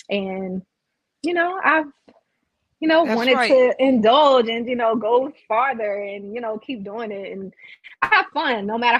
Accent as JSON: {"language": "English", "town": "Brooklyn", "region": "New York", "country": "United States", "lives_now": "South Carolina, United States", "said": "So I'm originally from Brooklyn, New York, moved down to South Carolina, moved back to New York, and then now I'm back in South Carolina."}